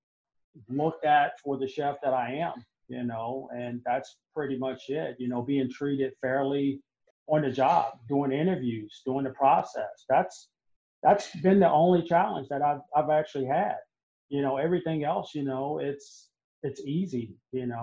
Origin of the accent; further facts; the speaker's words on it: Augusta, Georgia, United States; also born or lived in Charleston; I'm from Augusta.